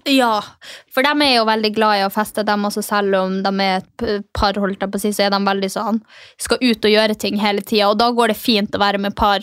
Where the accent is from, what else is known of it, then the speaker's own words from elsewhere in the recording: Finnmark, Norway; Jeg kommer jo fra Finnmark. Stolt nordlending, sinna nordlending